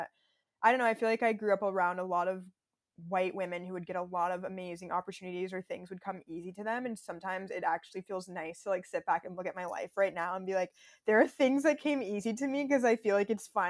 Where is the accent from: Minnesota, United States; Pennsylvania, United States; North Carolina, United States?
Minnesota, United States; born there; also born or lived in Texas / Florida; I grew up in such like a white environment. Like, honestly, I was born in Minnesota and then Texas and Florida